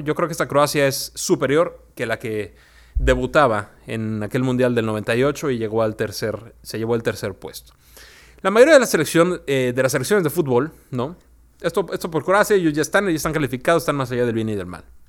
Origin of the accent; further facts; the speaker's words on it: Mexico; nuestra esencia también como mexicanos